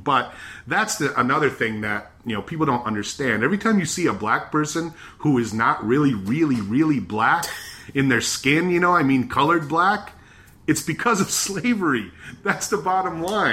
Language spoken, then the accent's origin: English; Michigan, United States; growing up in Michigan